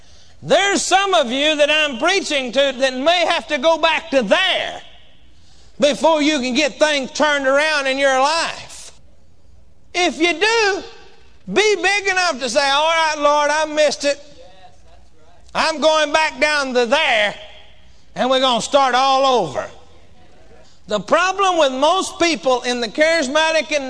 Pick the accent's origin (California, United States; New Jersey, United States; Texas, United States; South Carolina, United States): Texas, United States; I come from Texas, and we say whooping down there where I come from